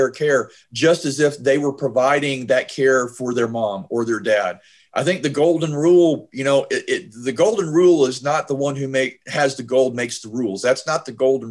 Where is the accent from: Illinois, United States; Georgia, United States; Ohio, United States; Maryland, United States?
Georgia, United States; my home state of Georgia